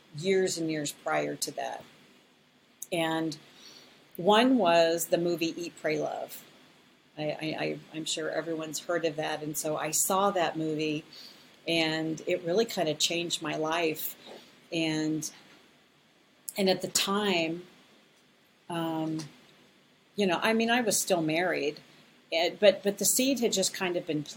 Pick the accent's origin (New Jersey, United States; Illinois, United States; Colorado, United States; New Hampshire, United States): Colorado, United States; moved away as an adult; also born or lived in Las Vegas; I am originally from Colorado